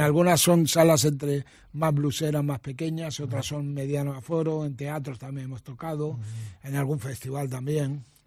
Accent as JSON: {"language": "Spanish", "country": "Argentina", "tie": "born or raised there", "also_born_or_lived": "Mendoza", "moved": "yes", "said": "Todas las vivencias que tuve en mi infancia en la Argentina"}